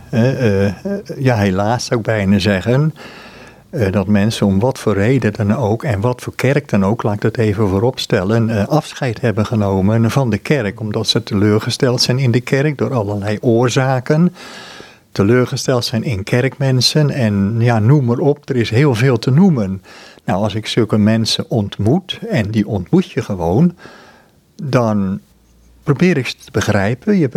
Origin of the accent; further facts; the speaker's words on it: Amsterdam, North Holland, Netherlands; mijn eigen situatie in Amsterdam. Ik ben Amsterdammer